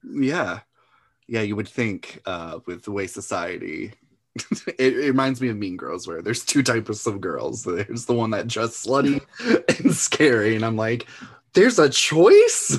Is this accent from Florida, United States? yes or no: yes; Florida, United States; I grew up in Florida